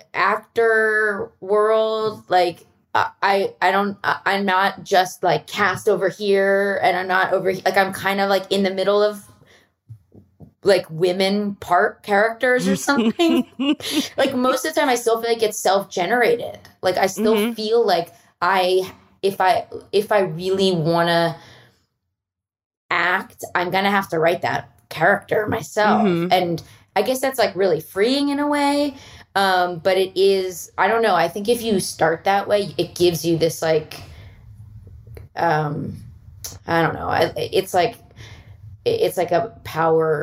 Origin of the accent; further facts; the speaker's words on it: Philadelphia, Pennsylvania, United States; now in Los Angeles, United States; I'm from Philly